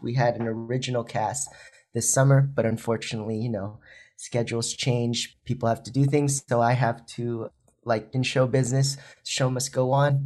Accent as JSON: {"language": "English", "country": "Philippines", "tie": "born or raised there", "moved": "yes", "said": "I was born in the Philippines"}